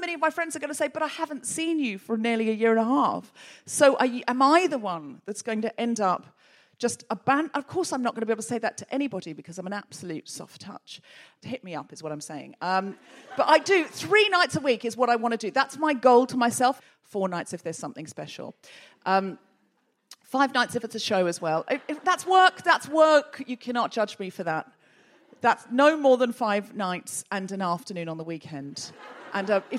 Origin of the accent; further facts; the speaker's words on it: Australia; now in United Kingdom; a dual national and somebody who was born and raised in Australia